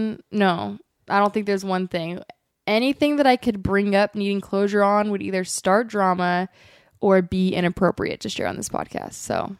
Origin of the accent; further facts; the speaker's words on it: Eureka, California, United States; I'm from Eureka, California.